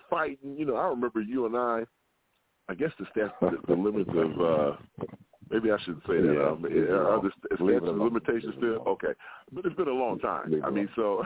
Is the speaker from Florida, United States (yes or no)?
no; Southern Illinois, United States; I grew up in Southern Illinois